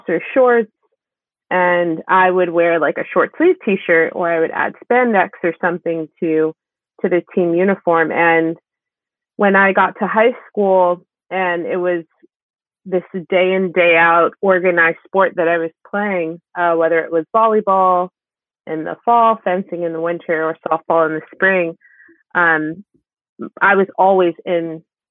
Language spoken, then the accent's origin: English; Maplewood, New Jersey, United States; I grew up in a town called Maplewood